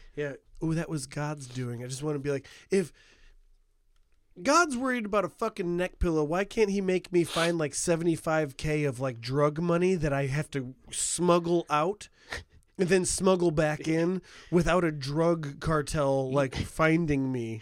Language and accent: English; United States; America, like, uh, near Chicago